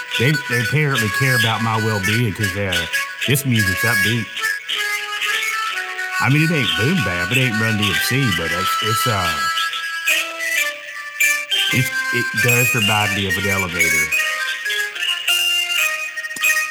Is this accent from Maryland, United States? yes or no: no; California, United States; I'm from California, and I'm switching over to sculpture.